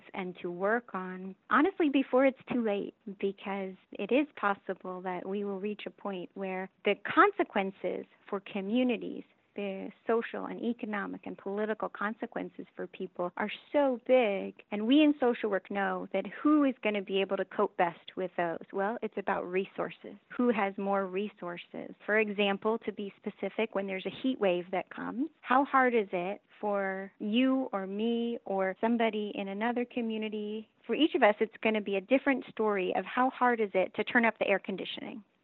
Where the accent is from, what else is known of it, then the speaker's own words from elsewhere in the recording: California, United States; moved away; I'm originally from California